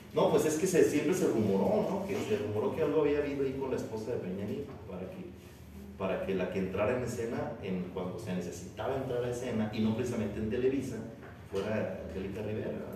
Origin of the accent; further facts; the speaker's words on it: Mexico; era yo, mexicano